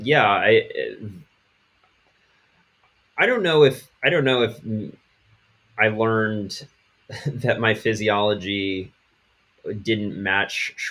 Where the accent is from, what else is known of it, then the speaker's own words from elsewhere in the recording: Washington, District of Columbia, United States; moved away as an adult; also born or lived in Western North Carolina; now in North Carolina, United States; I grew up in the Washington, D.C. area.